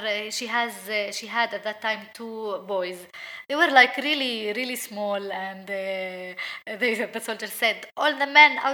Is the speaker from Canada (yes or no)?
no; Beit Sahour, West Bank, Palestine; Growing up in Beit Sahour in Palestine as a Palestinian Christian woman